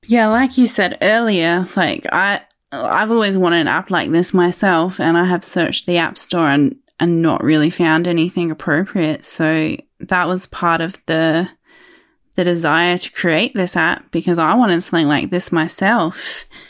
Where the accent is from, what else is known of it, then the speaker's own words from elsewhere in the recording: Adelaide, South Australia, Australia; I'm from Adelaide, South Australia